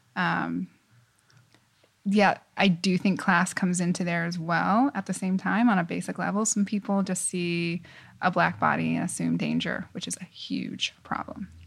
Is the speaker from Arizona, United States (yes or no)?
yes; Tucson, Arizona, United States; moved away as an adult; also born or lived in Los Angeles, California / New York City; I moved to Arizona, Tucson, Arizona, when I was seven, and that's definitely where I consider home